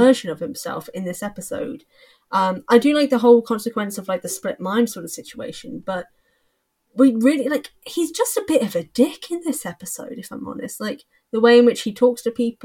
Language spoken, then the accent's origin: English; England, United Kingdom; I'm English